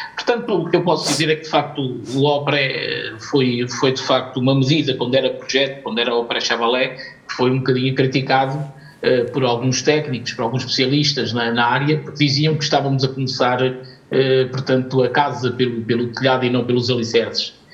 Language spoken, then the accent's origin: Portuguese; Portugal; nós acima de tudo somos portugueses